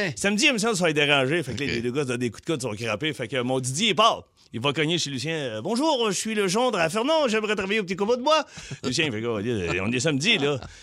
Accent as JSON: {"language": "French", "region": "Quebec", "country": "Canada", "said": "je suis québécois, là, j'ai peut-être 18, 19 ans"}